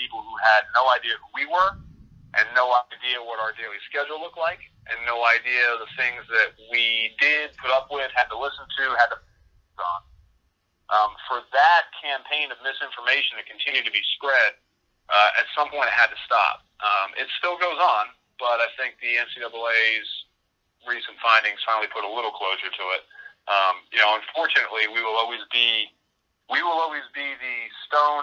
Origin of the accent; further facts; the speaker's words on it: Mint Hill, North Carolina, United States; I grew up in Mint Hill, North Carolina, and everybody here is a Tar Heel fan